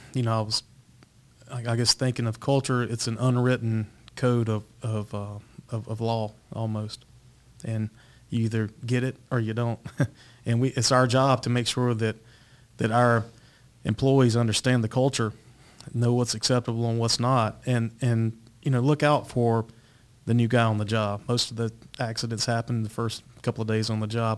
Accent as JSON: {"language": "English", "town": "Eden", "region": "North Carolina", "country": "United States", "tie": "born or raised there", "said": "I grew up also in North Carolina, um, little town called Eden, North Carolina, Rockingham County"}